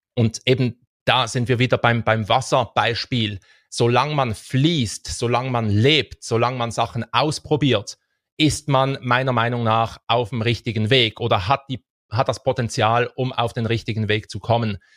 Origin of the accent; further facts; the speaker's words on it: Switzerland; wir haben das riesige Glück, als Schweizer